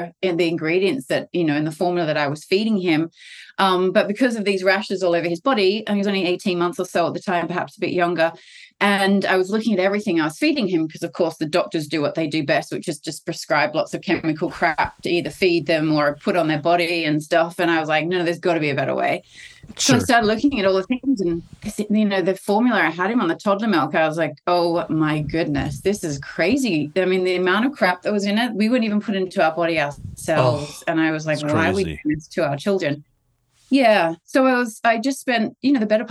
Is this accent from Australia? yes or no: yes; Australia; I'm Australian. I actually tried to do the business here in Australia.